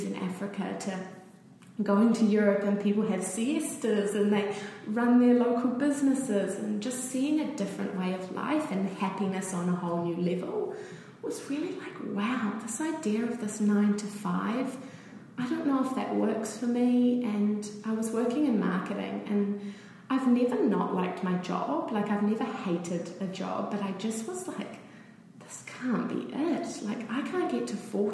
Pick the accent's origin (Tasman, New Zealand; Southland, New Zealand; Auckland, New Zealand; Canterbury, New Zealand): Auckland, New Zealand; moved away as an adult; also born or lived in Dunedin, New Zealand / Sydney, Australia; growing up in Auckland